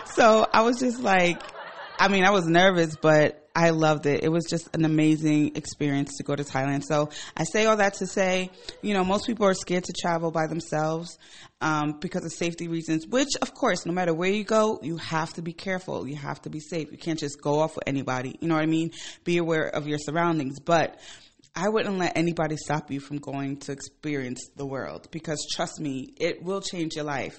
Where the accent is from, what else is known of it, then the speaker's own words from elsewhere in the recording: Ghana; moved away; I'm from Ghana. I go to Ghana pla-, quite often